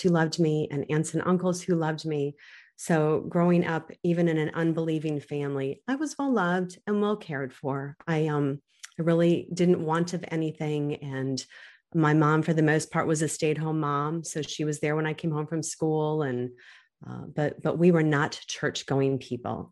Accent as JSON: {"language": "English", "country": "United States", "tie": "born or raised there", "said": "I'm growing up in America"}